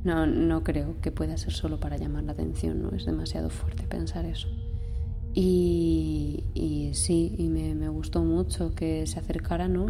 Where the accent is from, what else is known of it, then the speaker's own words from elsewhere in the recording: Ayora, Valencian Community, Spain; moved away as an adult; now in Madrid, Spain; soy una valenciana del 96, tengo ahora 25 años. Y bueno, nací en Ayora, que es un pueblecito pequeño en la comunidad valenciana. Y me vine a Madrid a estudiar dramaturgia y dirección escénica en la Real Escuela Superior